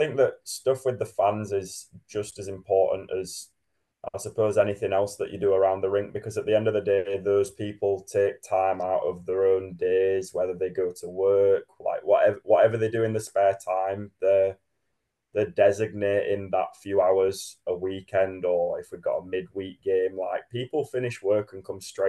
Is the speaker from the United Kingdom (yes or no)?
yes; Sheffield, Yorkshire and the Humber, United Kingdom; born or raised there; now in Manchester, United Kingdom